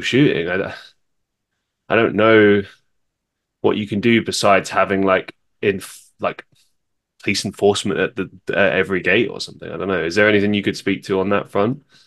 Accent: London, United Kingdom; moved away; I grew up in London

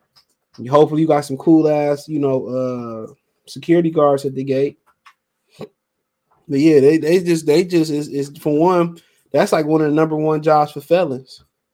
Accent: Nebraska, United States; I'm from Nebraska. Still can't get used to the cold.

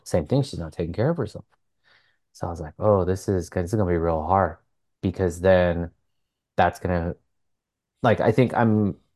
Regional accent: Santa Barbara, California, United States; now in Long Beach, United States; Santa Barbara, which is like my hometown, like my birth city

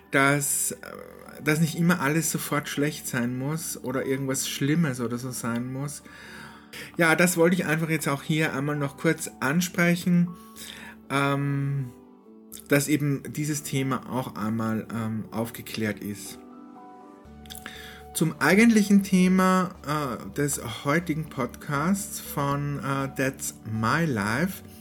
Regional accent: Salzburg, Austria; now in Linz, Austria; ich bin dann vom Salzburg-Land, dort wo meine Heimat ist, bin ich dann umgezogen nach Linz. Das ist eine größere Stadt in Oberösterreich.

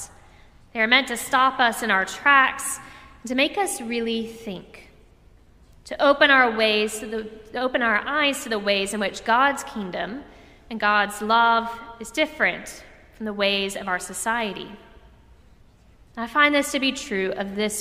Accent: Orlando, Florida, United States; Growing up in Orlando, I went to a lot of theme parks

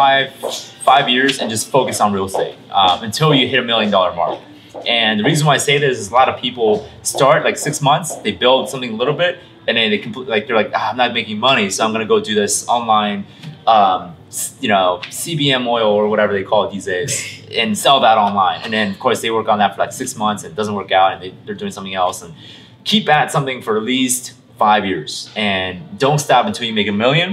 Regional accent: Illinois, United States; Illinois, which is my home state

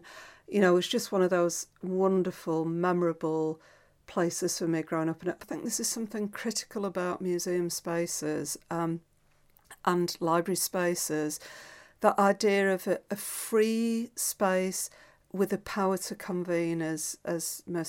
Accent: Doncaster, Yorkshire and the Humber, United Kingdom; now in Glasgow, United Kingdom; I grew up in Doncaster, and my teenage years were sort of really spent during the white heat of Thatcherism.

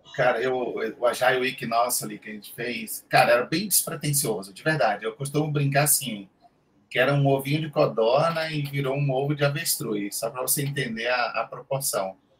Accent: Salvador, Bahia, Brazil; moved away as an adult; now in São Paulo, Brazil; eu atualmente moro em São Paulo, tenho acho que 12, 13 anos já morando aqui, e eu era de Salvador, da, da, lá do Nordeste

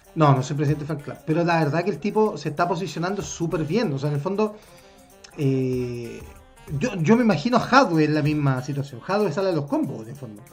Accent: Chile; como chilenos

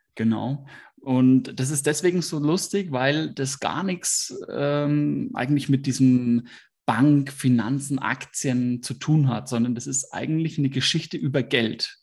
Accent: Hersbruck, Bavaria, Germany; Ich komme aus Hersbruck. Das ist ähm, im Speckgürtel von Nürnberg

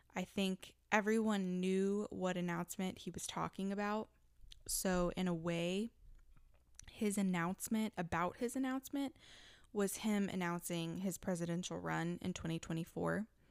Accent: Texas, United States; my home state of Texas

